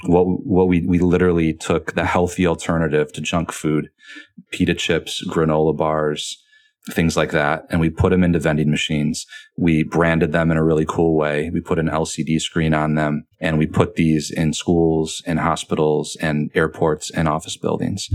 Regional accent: Michigan, United States; moved away; also born or lived in Rome, Italy; I'm from Michigan, huge Lions fan

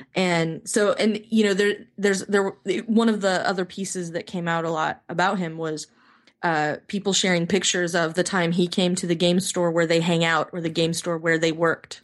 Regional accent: United States; as an American

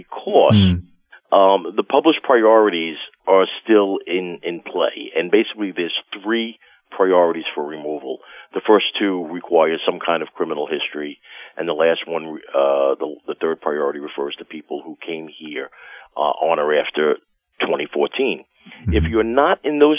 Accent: New York, United States; if you can't tell by my accent, I've lived in New York my whole life

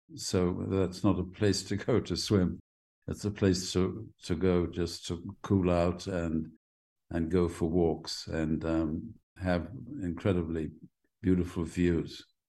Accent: Jamaica; also born or lived in London, United Kingdom; I was born in the middle of the sort of west end of London. And then my mother and father took me back by boat to uh, Jamaica.

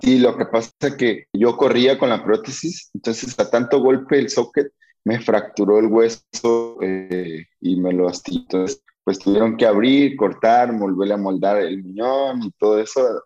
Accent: Mexico; en mi pueblo no. E, es un pueblo chiquito, Cotillo, no es, muy grande

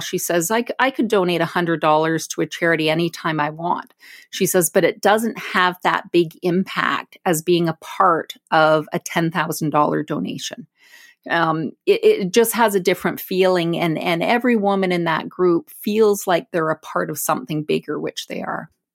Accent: Brantford, Ontario, Canada; I was born and raised in Brantford, it's my hometown

